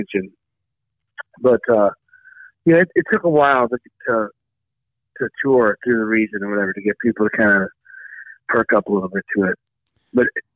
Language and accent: English; St. Louis, Missouri, United States; I'm from St. Louis, Missouri